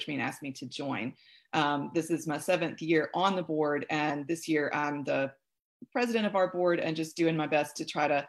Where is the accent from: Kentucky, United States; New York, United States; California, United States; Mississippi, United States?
Mississippi, United States; Pontotoc; also born or lived in Oxford, Mississippi; I'm originally from Pontotoc, Mississippi, down the road here between Oxford and Tupelo. That's where I grew up and went to high school